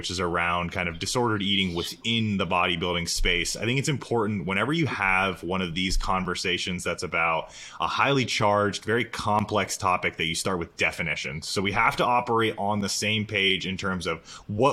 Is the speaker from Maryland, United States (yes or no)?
no; Florida, United States; I'm from Florida, the greatest state in the entire United States